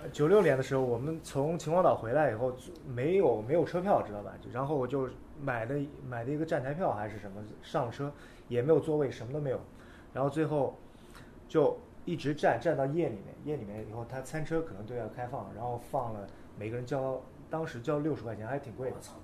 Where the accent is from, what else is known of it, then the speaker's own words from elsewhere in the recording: Nanjing, Jiangsu, China; 来自南京，滑板上大学七年，我现在工作就是滑板摄影师